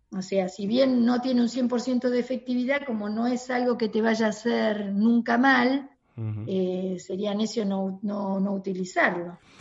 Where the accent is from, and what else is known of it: Argentina